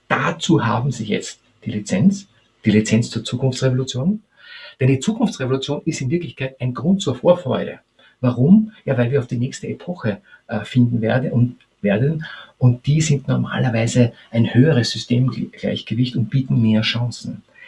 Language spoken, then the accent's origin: German; Austria; als Österreicher